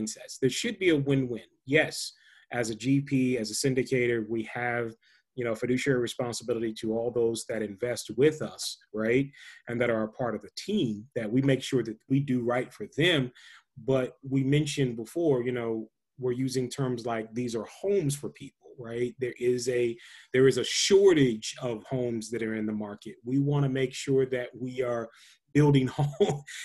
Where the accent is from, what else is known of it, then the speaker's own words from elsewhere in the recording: Washington, District of Columbia, United States; I'm from the Washington, D.C. area.